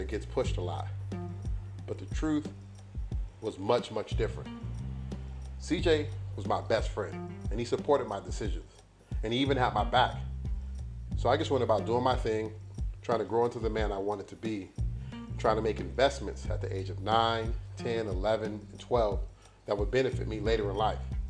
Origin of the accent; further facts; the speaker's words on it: Los Angeles, California, United States; born and raised in Los Angeles